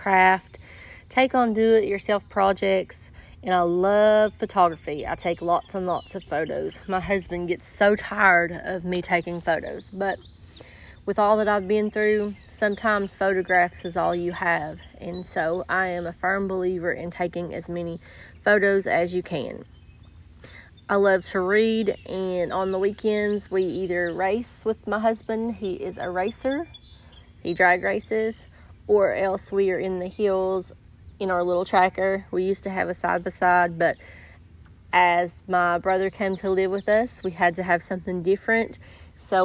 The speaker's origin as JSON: {"language": "English", "region": "Eastern Kentucky", "country": "United States", "tie": "born or raised there", "said": "I am from Eastern Kentucky. I have lived here all of my life"}